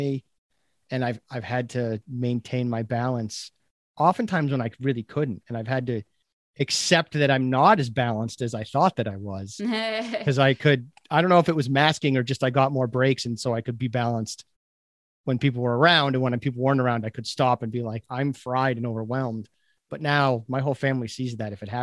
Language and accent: English; Chelmsford, Massachusetts, United States; also born or lived in New Jersey; if you ask me where I grew up, I would say Chelmsford, Mass